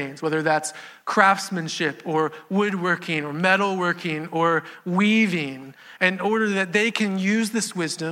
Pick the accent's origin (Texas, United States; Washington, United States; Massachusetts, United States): Texas, United States; Houston; also born or lived in Beaumont, Texas / Katy, Texas; I've lived in Houston most of my life. I was born in Beaumont, Texas, but we moved here when I was two